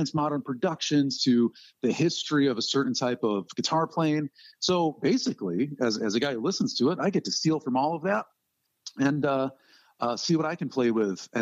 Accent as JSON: {"language": "English", "town": "Rochester", "region": "New York", "country": "United States", "tie": "born or raised there", "moved": "yes", "lives_now": "Southern Ohio, United States", "said": "grew up in my hometown of Rochester, New York."}